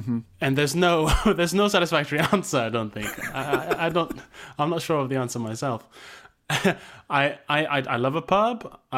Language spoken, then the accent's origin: English; Malaysia; now in United Kingdom; It never really got fully ingrained in me because I didn't grow up in the UK. I grew up in Malaysia. And there's not really a pub culture there.